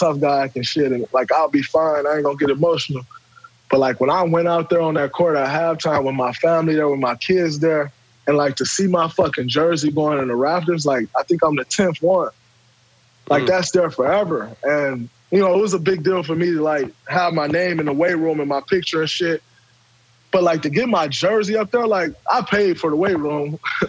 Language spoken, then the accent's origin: English; Saginaw, Michigan, United States; Like, you know, growing up in Saginaw, making it to the NBA was just like a far-fetched dream.